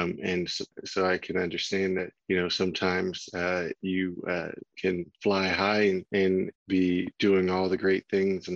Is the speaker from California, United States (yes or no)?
yes; Oakland, California, United States; also born or lived in Marin County, California; I'm from Oakland, California, grew up in public schools in Oakland through middle school, and then attended a private high school in Marin County